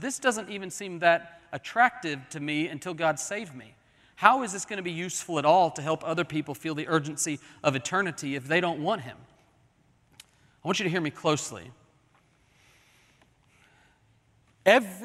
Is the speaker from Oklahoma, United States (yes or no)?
yes; Oklahoma City, Oklahoma, United States; When I was growing up in Oklahoma City, we would drive from Oklahoma City to Kansas City to see my grandparents.